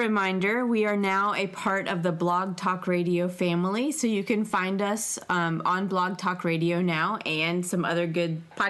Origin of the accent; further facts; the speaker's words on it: Cincinnati, Ohio, United States; Okay, I was born in Cincinnati.